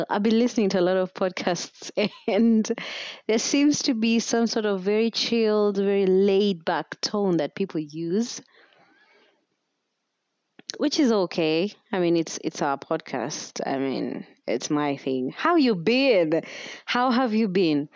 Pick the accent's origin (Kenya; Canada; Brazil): Kenya; as a Kenyan podcaster or as a Kenyan content creator